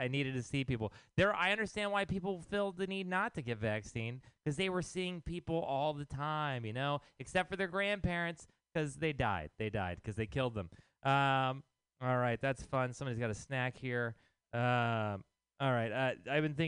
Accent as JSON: {"language": "English", "region": "Texas", "country": "United States", "moved": "yes", "lives_now": "San Francisco, United States", "said": "I am from Texas"}